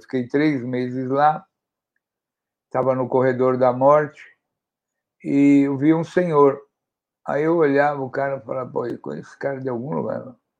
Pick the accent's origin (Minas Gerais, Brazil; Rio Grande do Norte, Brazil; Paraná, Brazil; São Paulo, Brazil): São Paulo, Brazil; como eu sou aqui da zona leste da cidade de São Paulo